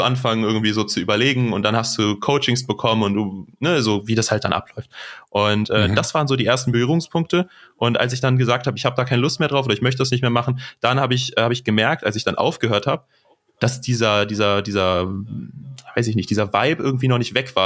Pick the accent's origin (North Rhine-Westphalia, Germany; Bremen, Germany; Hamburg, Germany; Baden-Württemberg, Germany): North Rhine-Westphalia, Germany; Neuss; moved away as an adult; now in Aachen, Germany; aus Neuss oder der Nähe von Neuss, besser gesagt